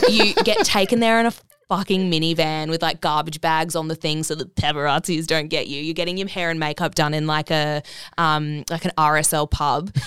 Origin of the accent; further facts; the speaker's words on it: Brisbane, Queensland, Australia; also born or lived in Bali; now in Gold Coast, Australia; from Brisbane. Um, yeah, no, so grew up there